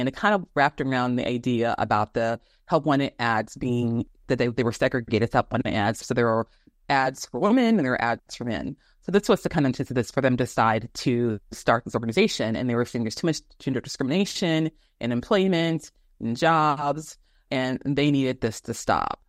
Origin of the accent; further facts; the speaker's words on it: Phoenix, Arizona, United States; also born or lived in Houston, Texas; I'm originally from Houston, Texas, and I grew up in, I would say, half of my life before my mother and my brothers and I relocated to Arizona, um, when I was in seventh grade